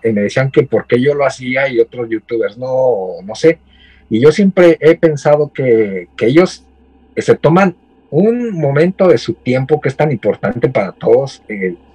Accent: Ecatepec, State of Mexico, Mexico; moved away as an adult; now in Japan; vengo del Estado de México, vengo de Catepec, o sea, imagínate. De Catepunk, vengo del barrio Bravo

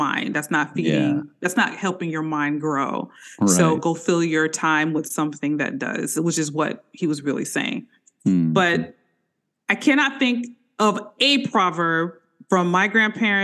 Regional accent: Chicago, Illinois, United States; also born or lived in Atlanta; now in Smyrna, United States; I'm originally from the Chicagoland area, kind of a transplant here

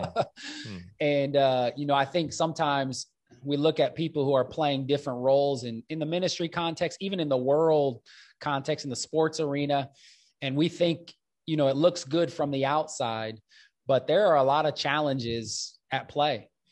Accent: Omaha, Nebraska, United States; I grew up in North Omaha, this inner city context

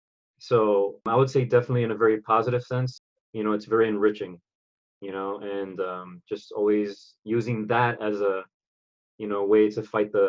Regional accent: New York City, New York, United States; I'm a kid from the Bronx. Born and raised

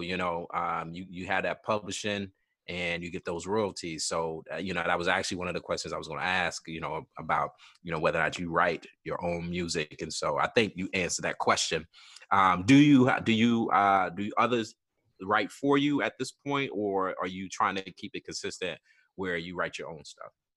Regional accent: Georgetown, South Carolina, United States; moved away; I grew up in Georgetown, South Carolina

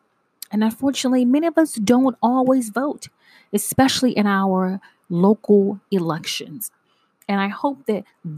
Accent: United States

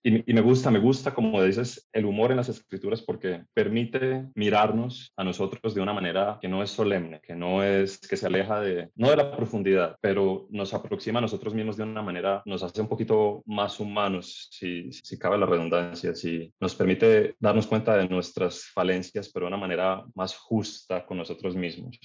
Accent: Cali, Valle del Cauca, Colombia; moved away as an adult; also born or lived in Caracas, Venezuela; now in Medellín, Colombia; crecí en Cali, estudié en el colegio

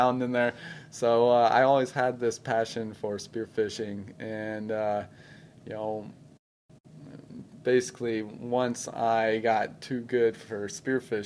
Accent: Orange County, Southern California, United States; In Southern California, like Orange County area

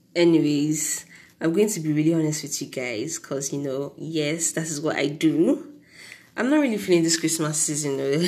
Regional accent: Nigeria; As a Nigerian

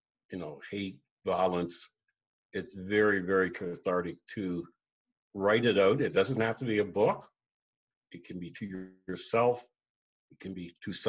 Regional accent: Truro, Nova Scotia, Canada; moved away as an adult; also born or lived in Toronto, Canada; growing up in Truro in Glasgow.

